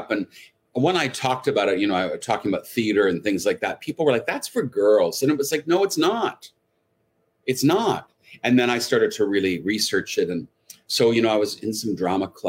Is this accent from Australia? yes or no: no; Canada; moved away as an adult; also born or lived in Montreal / Toronto / New York / Los Angeles; I grew up in Canada